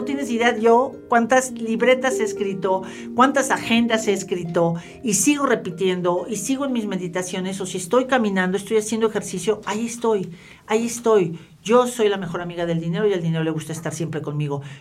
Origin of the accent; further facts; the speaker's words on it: Mexico; lo que somos los latinos, específicamente los mexicanos